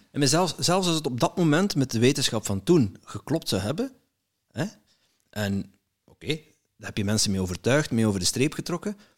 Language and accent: Dutch; Netherlands; now in Belgium; ik ben zelf een Nederlander